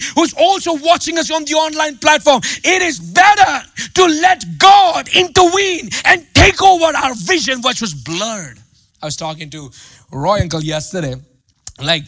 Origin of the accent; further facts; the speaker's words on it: India; English is a second language; moved away; I grew up in India, man. You see my accent. You see my mistakes in my grammar and all